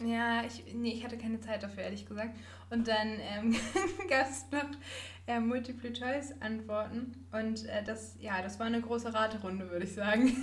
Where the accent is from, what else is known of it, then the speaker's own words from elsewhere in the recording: Northern Germany, Germany; für mich als Norddeutsche